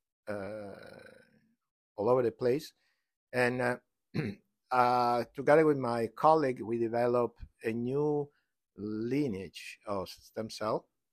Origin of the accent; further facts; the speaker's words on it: Florence, Tuscany, Italy; now in United States; I'm from Italy, from Florence.